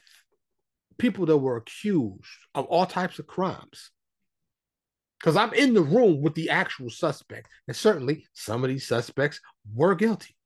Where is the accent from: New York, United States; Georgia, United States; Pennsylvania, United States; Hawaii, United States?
New York, United States; New York City; born and raised in New York City, right? My high school in the Bronx